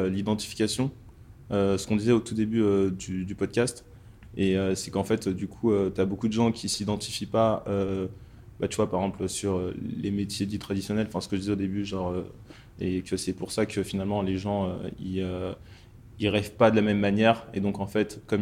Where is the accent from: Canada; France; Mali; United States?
Mali; je suis originaire du Mali. Donc, il y a six mois, j'étais au Mali.